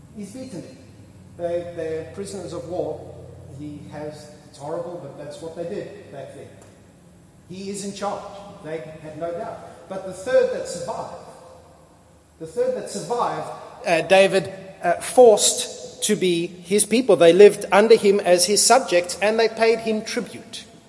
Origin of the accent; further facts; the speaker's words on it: Australia; I am an Australian.